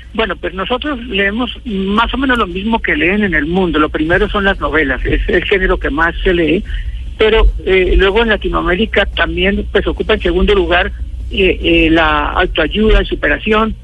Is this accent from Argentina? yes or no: no; Colombia; nuestro país